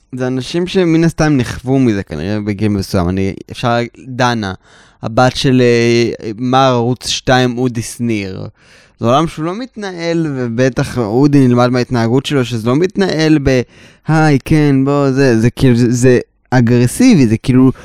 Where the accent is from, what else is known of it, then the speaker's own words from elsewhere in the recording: Tel Aviv, Tel Aviv District, Israel; ואני גדלתי בתל אביב, עדיין